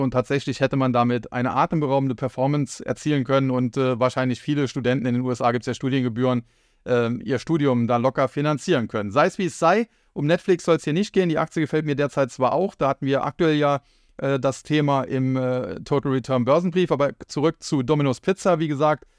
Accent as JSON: {"language": "German", "country": "Germany"}